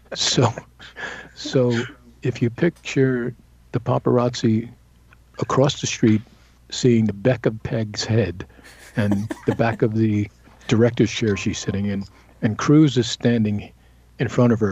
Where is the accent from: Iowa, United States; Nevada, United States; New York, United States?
New York, United States; New York City; moved away; I'm from Brooklyn, and I don't even speak like that.